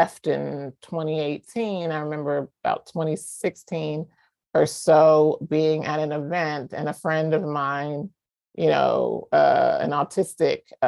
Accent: the South, United States; moved away as an adult; I'm from the South. I, you know, grew up in a religious family

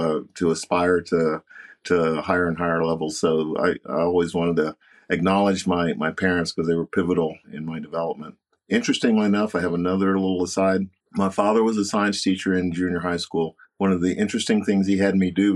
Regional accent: Knoxville, Tennessee, United States; I grew up in Knoxville, Tennessee

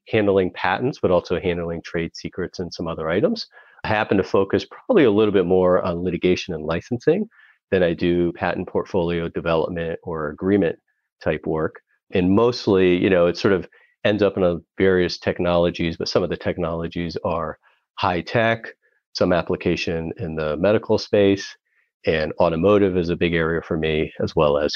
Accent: New York, United States; also born or lived in India; So I'm originally from India. And however, I immigrated to the United States extremely early in life. I was six weeks old when we immigrated and we came to New York.

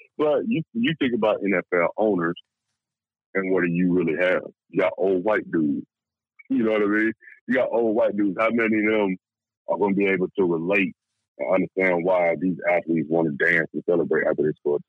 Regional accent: Decatur, Georgia, United States; born or raised there; also born or lived in Atlanta

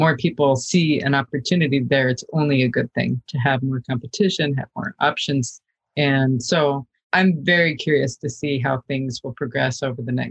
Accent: South Dakota, United States; also born or lived in Los Angeles; now in Orlando, United States; I'm a girl from South Dakota who came from nothing, one of 10 kids

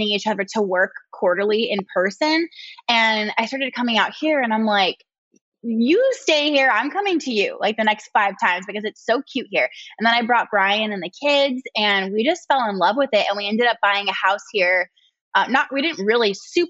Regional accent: Murrieta, Southern California, United States; moved away as an adult; also born or lived in San Diego, California; now in Greenville, South Carolina, United States; I'm like born and raised Southern California girl. I grew up in Marietta, which is like an hour outside of San Diego

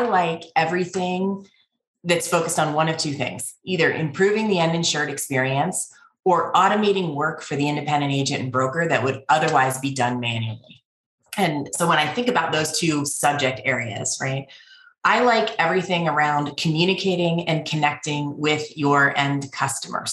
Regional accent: Pittsburgh, Pennsylvania, United States; moved away; I am originally from Pittsburgh.

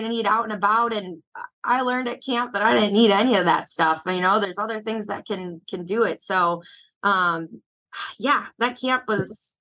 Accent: Port Washington, Wisconsin, United States; now in Arizona, United States; I grew up like in Port Washington, just north of Milwaukee

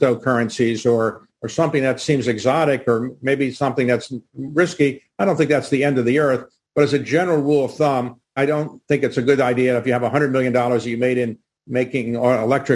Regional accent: Baltimore, Maryland, United States; my hometown of Baltimore

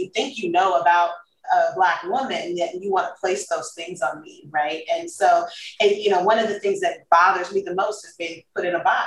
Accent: Los Angeles, California, United States; moved away; also born or lived in Texas; I grew up in South Central.

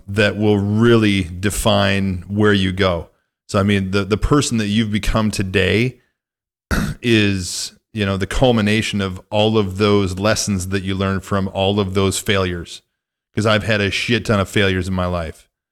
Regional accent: northwest Illinois, United States; moved away; my hometown and my stomping grounds

